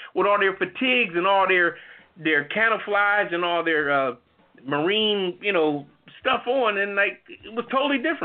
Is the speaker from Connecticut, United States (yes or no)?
yes; New Haven, Connecticut, United States; I was raised in New Haven